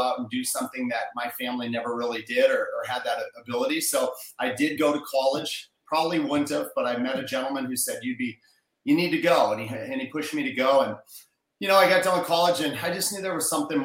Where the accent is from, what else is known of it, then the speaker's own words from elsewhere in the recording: Minnesota, United States; moved away; I'm a Midwest guy. I grew up in Minnesota. I grew up in a small town